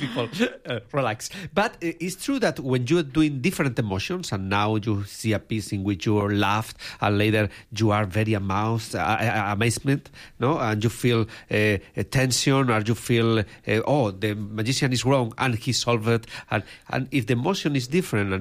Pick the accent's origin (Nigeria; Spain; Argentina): Spain; English is a second language; I come from Spain. Probably people is noticing by my accent. My English is not so good